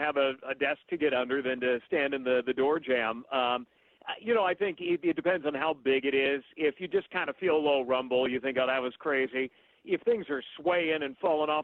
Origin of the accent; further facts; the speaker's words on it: Bay Area, California, United States; moved away; I grew up in the Bay Area